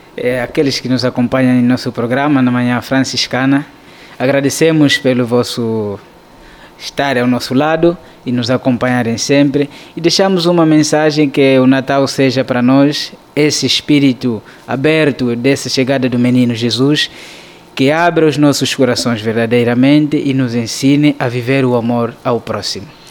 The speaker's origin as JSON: {"language": "Portuguese", "town": "Cangola", "region": "Uíge", "country": "Angola", "tie": "born or raised there", "moved": "as an adult", "lives_now": "Petrópolis, Brazil", "said": "Eu sou angolano, nasci na cidade de Cangola, província"}